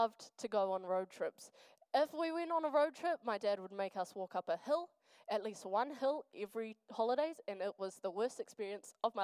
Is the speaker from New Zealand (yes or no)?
yes; Wellington, New Zealand; now in Dunedin, New Zealand; I am from Wellington. Good times. I'm from a little place called Nainai. Yes, in the ghetto.